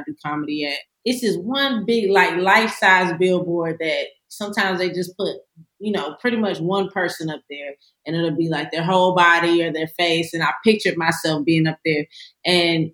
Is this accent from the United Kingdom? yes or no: no; Hampstead, North Carolina, United States; also born or lived in Gaffney, South Carolina; Born in Gaffney, South Carolina. Raised pretty much most of my childhood in Hampstead, North Carolina.